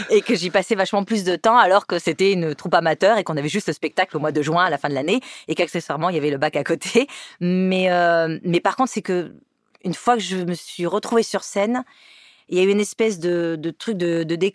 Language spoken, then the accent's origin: French; Montpellier, Occitania, France; also born or lived in Nîmes / Paris region; alors, je suis née à Nîmes. chance. J'ai grandi euh, un bout à Montpellier, un bout dans la région parisienne, pour revenir dans le sud